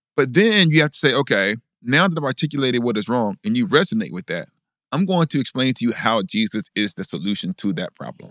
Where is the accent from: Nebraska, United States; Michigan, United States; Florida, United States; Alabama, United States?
Alabama, United States; Huntsville; I growing up in Huntsville